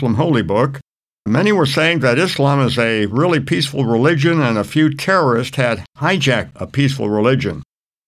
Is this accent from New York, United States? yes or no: yes; New York City, New York, United States; now in Oklahoma City, United States; I'm originally from New York City. It's my hometown